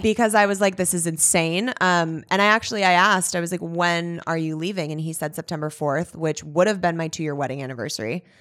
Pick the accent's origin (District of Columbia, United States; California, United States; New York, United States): California, United States; Los Angeles; I'm originally from Woodland Hills.